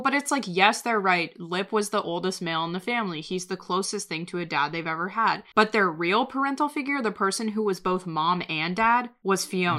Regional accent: Ohio, United States; I'm from Ohio

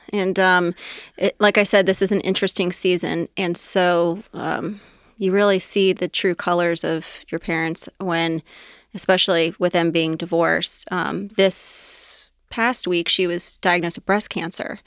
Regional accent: Anderson Township, Ohio, United States; also born or lived in Loveland; I grew up in Anderson Township, um, pretty much born and raised

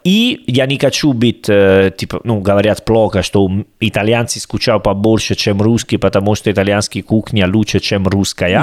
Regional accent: Salerno, Campania, Italy; Russian is a second language; moved away as an adult; also born or lived in Rome / Berlin / Volgograd; я из Салерно

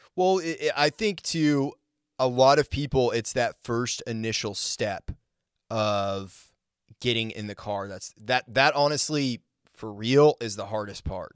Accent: Maine, United States; moved away; also born or lived in Colorado; I grew up in Maine, so there, there's not really a music scene there.

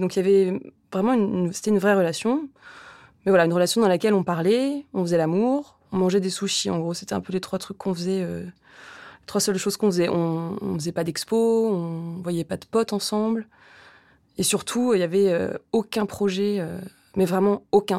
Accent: Rouen, Normandy, France; now in Paris, France; J'ai grandi à Rouen, dans une famille

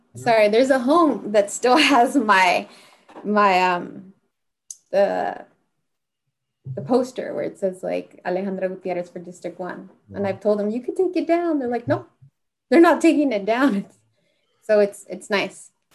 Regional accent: Santa Barbara, California, United States; growing up in Santa Barbara, it's like you're you're in two worlds

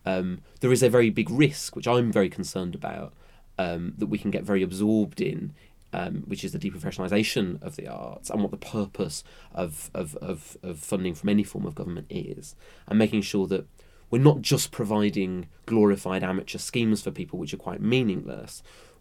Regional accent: Birmingham, West Midlands, United Kingdom; moved away; also born or lived in Southwark; I come from Birmingham originally

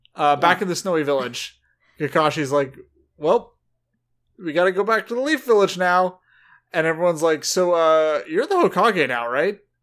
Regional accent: SoCal, California, United States; growing up around SoCal bros

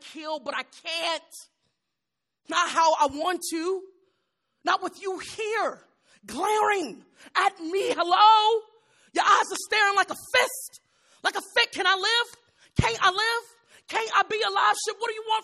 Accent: Chicago, Illinois, United States; I'm from Chicago

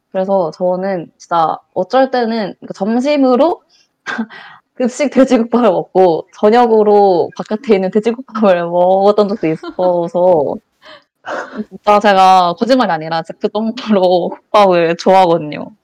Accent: Changwon, South Gyeongsang, South Korea; moved away; 저는 본가가 창원이라서 부산에 가깝잖아요.

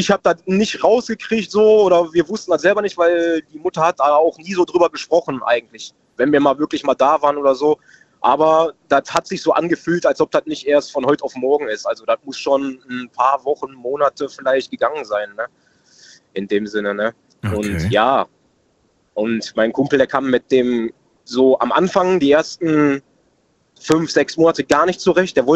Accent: Oberhausen, North Rhine-Westphalia, Germany; Ich komme aus Oberhausen in NRW.

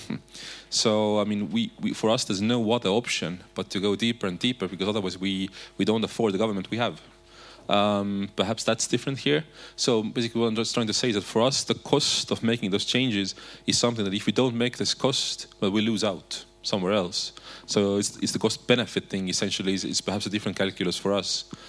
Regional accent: Estonia; we have said it differently in Estonia

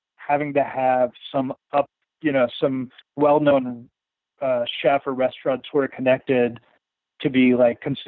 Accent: Wichita, Kansas, United States; I went to Southeast. So I lived off of 10th Street. It was near like 13th and Woodlawn.

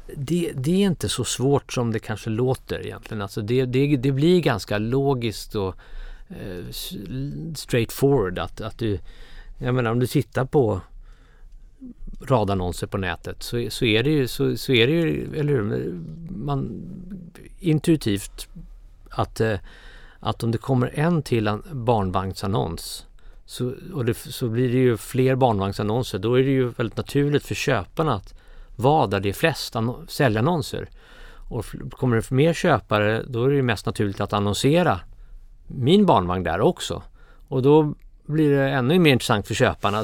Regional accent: Baghdad, Baghdad Governorate, Iraq; moved away; also born or lived in Cairo, Egypt; jag var uppväxt i, i Bagdad och i Kairo.

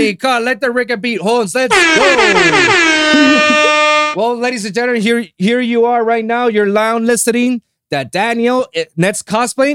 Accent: Puerto Rico; English is a second language; moved away as an adult; now in Miami, United States; I was born and raised in Puerto Rico

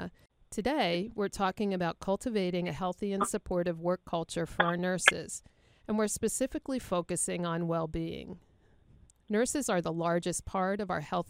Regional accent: New York area, United States; also born or lived in Boston; being from the New York area

